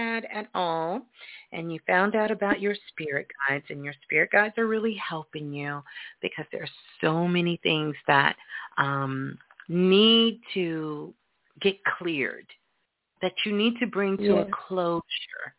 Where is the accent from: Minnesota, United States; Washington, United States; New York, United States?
New York, United States; I grew up in New York, and so did my mom